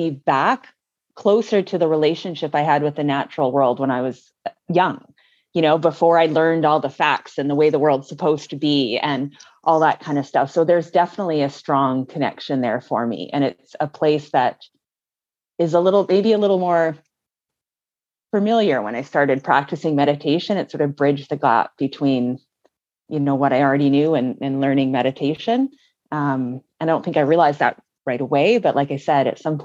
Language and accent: English; Vancouver Island, British Columbia, Canada; I live here in Victoria, BC, the same as you do, Neil, and I grew up on Vancouver Island